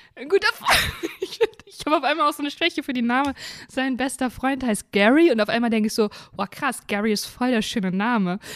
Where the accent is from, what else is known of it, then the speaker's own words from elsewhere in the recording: Germany; ich lebe ja in Deutschland und bin Deutsche